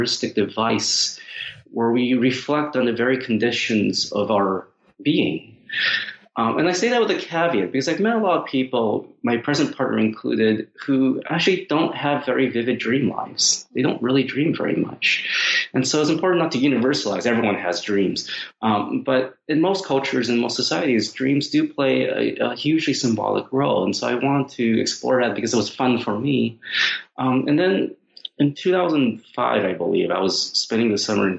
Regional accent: Seattle, Washington, United States; as a Chinese American kid growing up in Seattle

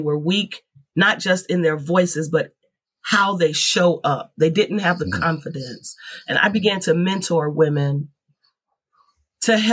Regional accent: California, United States; I grew up on Warren, California

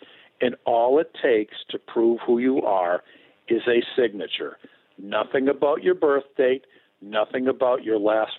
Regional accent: Massachusetts, United States; now in West Virginia, United States; My home state of Massachusetts, of which I own a house there, I'm not registered to vote. I'm registered to vote in West Virginia.

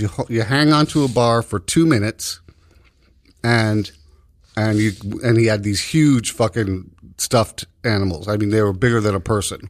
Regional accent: New York, United States; as a New Yorker

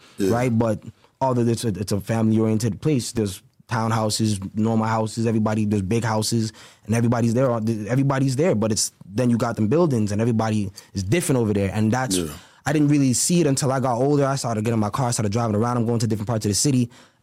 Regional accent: Brampton, Ontario, Canada; the place where I grew up in Brampton

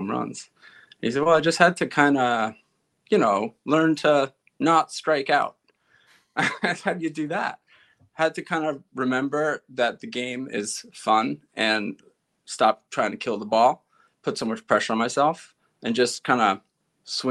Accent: East Meadow, New York, United States; I grew up in East Meadow, which bumps up against Uniondale, which is where the Nassau Coliseum is.

